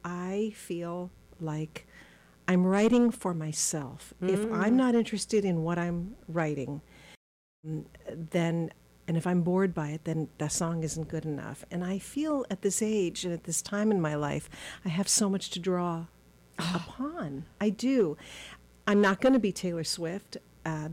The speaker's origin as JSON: {"language": "English", "country": "Switzerland", "tie": "born or raised there", "also_born_or_lived": "Los Angeles, United States / Boston, United States", "moved": "yes", "said": "I was born in L.A. I grew up in Switzerland"}